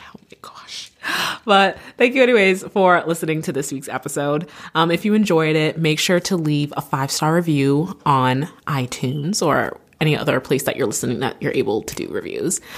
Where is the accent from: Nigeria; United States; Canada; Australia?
Canada; I'm Canadian